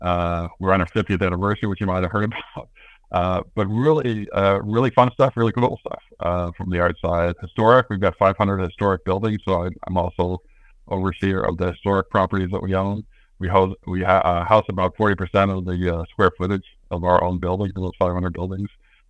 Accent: Midwest, United States; also born or lived in Denver / Detroit / Racine; I grew up in the Midwest, although born out in Denver. Lived in outside of Detroit, Michigan for a while. Moved to Wisconsin in Racine

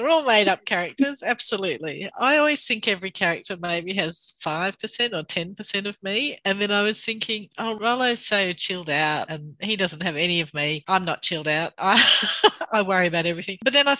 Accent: Bathurst, New South Wales, Australia; also born or lived in Canberra; now in Sydney, Australia; I think growing up in Bathurst, it is, even though it's not such a small town, but it is a real community. So my parents were doctors, and so everyone knew them

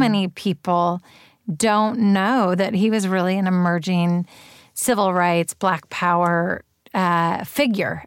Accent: Berkeley, California, United States; I grew up in Berkeley and I went to Berkeley Public Schools

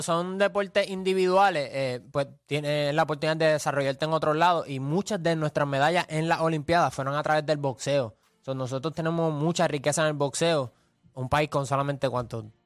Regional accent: Puerto Rico

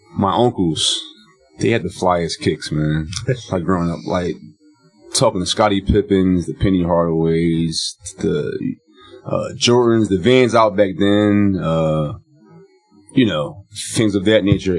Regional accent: Philadelphia, Pennsylvania, United States; me being from Philly

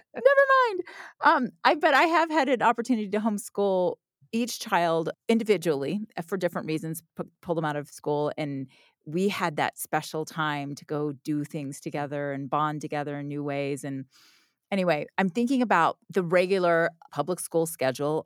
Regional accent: Orlando, Florida, United States; I grew up in Orlando

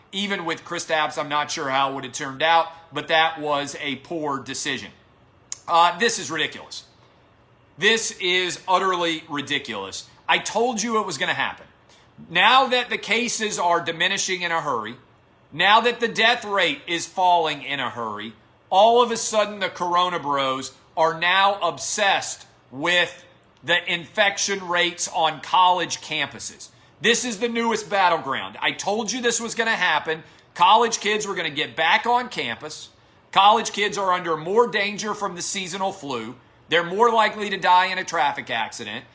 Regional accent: Tennessee, United States; born or raised there

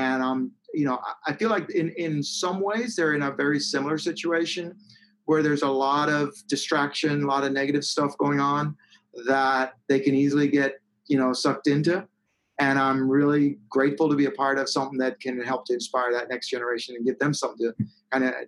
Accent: Jamaica; moved away; I was born in Jamaica and like in the rural, I grew up in the rural hills of Jamaica

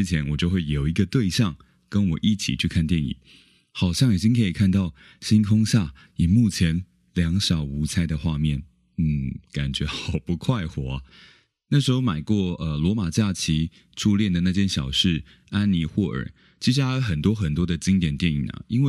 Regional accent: Keelung, Taiwan; 不确定是不是因为我是基隆人呢？

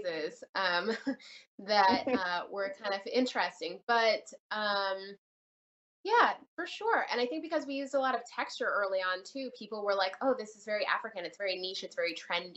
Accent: Canada; also born or lived in Jamaica; now in United States; I was born in Canada, raised between Canada and Jamaica

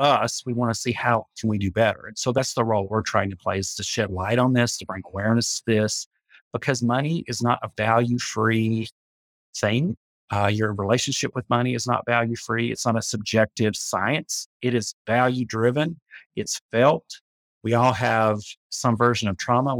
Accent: Appalachia, United States; about being an Appalachian, and you know, multiple generations of my ancestors were not paid money

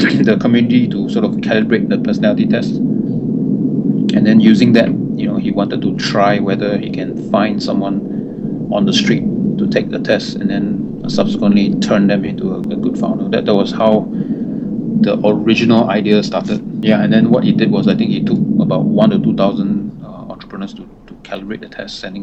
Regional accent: Singapore; also born or lived in United States; I'm local Singaporean, born and raised here.

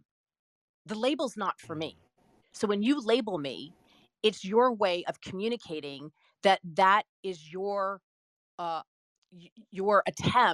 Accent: Stone Mountain, Georgia, United States; I grew up in Stone Mountain, Georgia.

